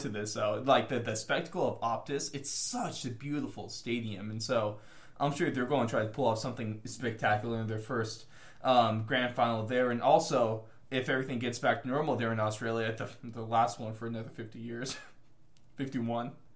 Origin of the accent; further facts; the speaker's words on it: United States; the struggles of being American trying to watch this uh, sport that's halfway across the world